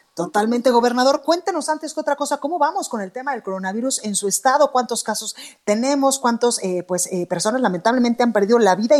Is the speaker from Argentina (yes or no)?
no; Guadalajara, Jalisco, Mexico; now in Mexico City, Mexico; en Guadalajara, Jalisco, en La Perla, Tapatía, en mi tierra